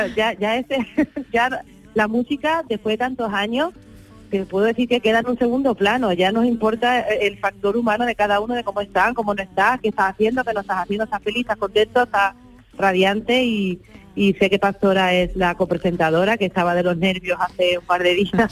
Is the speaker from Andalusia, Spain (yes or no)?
yes; Andalusia, Spain; el 80% somos andaluces todos